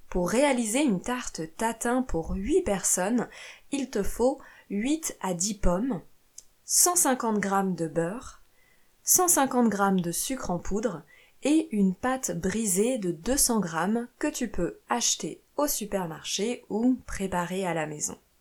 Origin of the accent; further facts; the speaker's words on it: France; also born or lived in Italy / Portugal / Brazil